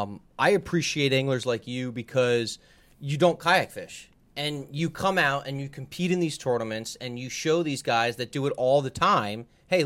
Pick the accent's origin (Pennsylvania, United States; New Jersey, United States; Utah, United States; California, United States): New Jersey, United States; I don't even know how I did it over the years because I came from Jersey.